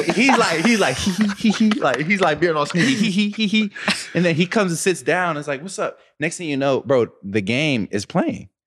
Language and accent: English; Pittsburgh, Pennsylvania, United States; I'm from Pittsburgh